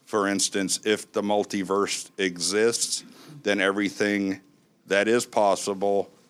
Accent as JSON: {"language": "English", "town": "Tequila", "region": "Jalisco", "country": "Mexico", "said": "Uh, I'm from Tequila."}